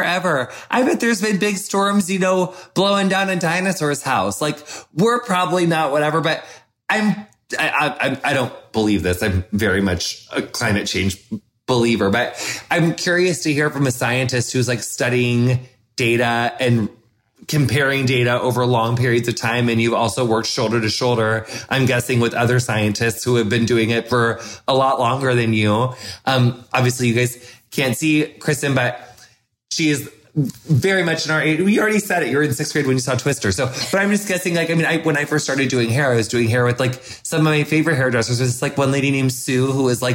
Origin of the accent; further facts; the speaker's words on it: Quincy, United States; my hometown Quincy is like on a bluff